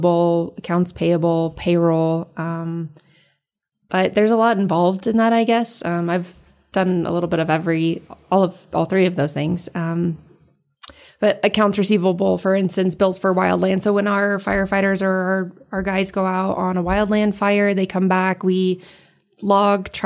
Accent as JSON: {"language": "English", "region": "Arizona", "country": "United States", "tie": "born or raised there", "said": "I was not born in Arizona. I was raised in Arizona"}